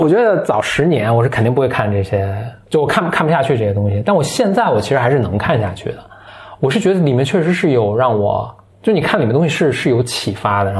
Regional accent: China; 所以我们是中国人民

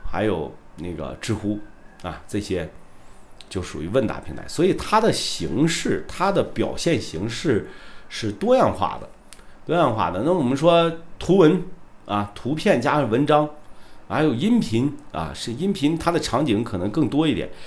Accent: Shandong, China; 我是山东人啊，我是山东人

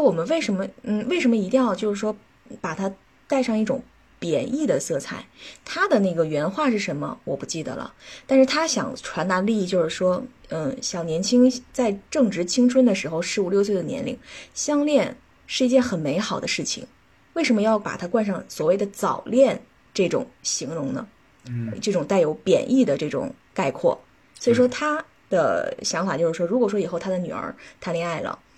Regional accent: China; 我们中国人

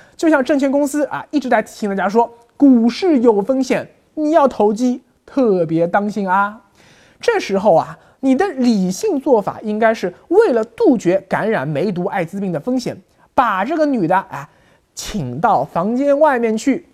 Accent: China; 我们大陆人今后一样也会走。

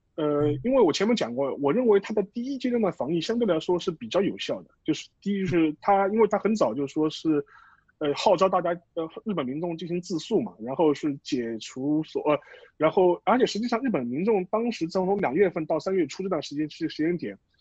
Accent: China; 我们中国人

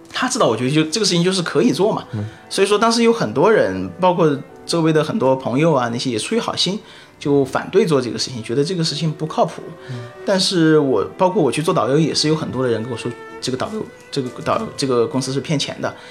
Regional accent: China; moved away as an adult; also born or lived in Singapore / Australia; 我们作为中国人

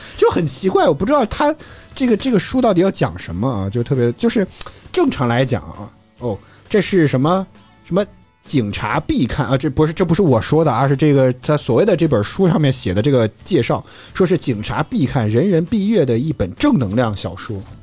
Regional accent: Henan, China; now in Beijing, China; 我是河南的

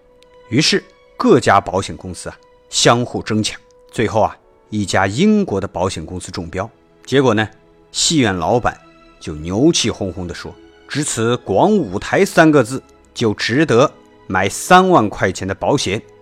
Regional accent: China; 作为中国人，

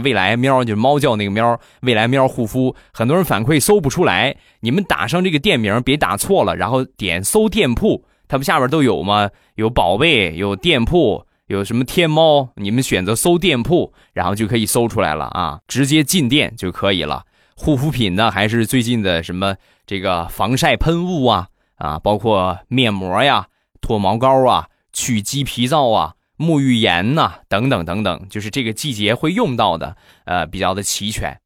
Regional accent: Rizhao, Shandong, China; 还有就是我们家乡的特产啊，去年，前年卖了两年的日照绿茶

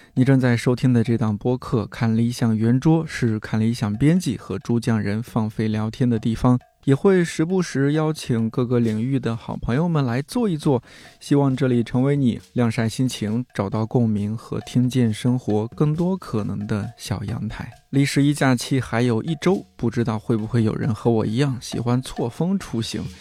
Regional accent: a small county town in Shanxi, China; moved away; 我们那小县城其实挺安静的，嗯。山西的一个小县城

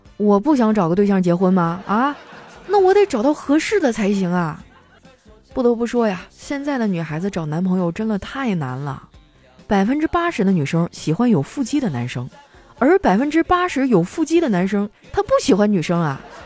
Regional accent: Qitaihe, Heilongjiang, China; moved away; 我老家七台河

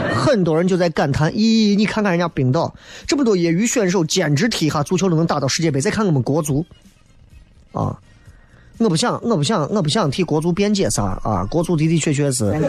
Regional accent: China; 作为一个中国人

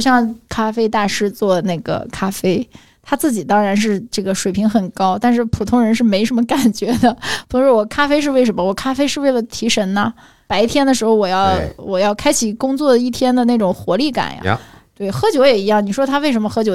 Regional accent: China; 这就是我们中国人喜欢的东西

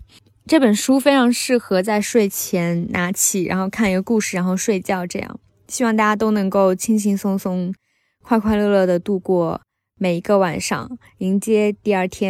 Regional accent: southern China, China; moved away as an adult; now in Beijing, China; 从小在南方混迹，

